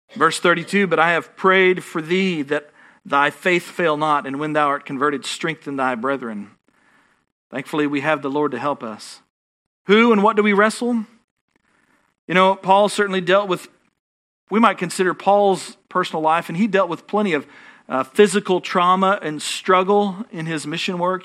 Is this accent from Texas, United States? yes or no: yes; Texas, United States